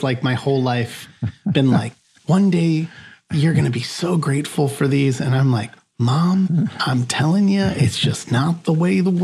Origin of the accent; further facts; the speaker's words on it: near Chicago, Northwest Indiana, United States; I grew up in the Midwest. So I grew up near Chicago in a Northwest Indiana region